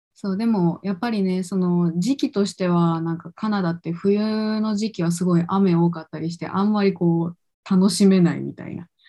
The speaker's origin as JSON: {"language": "Japanese", "region": "Kochi", "country": "Japan", "tie": "born or raised there", "also_born_or_lived": "Vancouver, Canada", "moved": "as an adult", "lives_now": "Tokyo, Japan", "said": "実家地元が高知県だけど地元帰ってから東京に出てきた"}